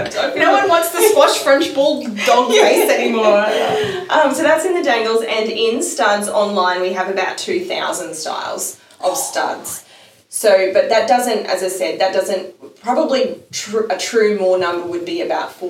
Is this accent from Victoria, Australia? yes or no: no; Mackay, Queensland, Australia; I'm from Mackay